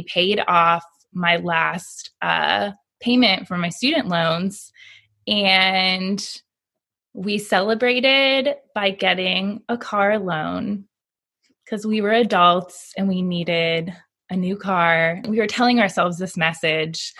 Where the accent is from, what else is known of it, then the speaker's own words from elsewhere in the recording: Florida, United States; moved away as an adult; now in Alabama, United States; I was born and raised in Florida